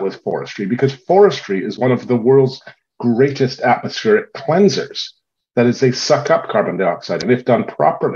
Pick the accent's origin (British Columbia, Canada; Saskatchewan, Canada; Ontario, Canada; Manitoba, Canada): British Columbia, Canada; Victoria; I grew up in Victoria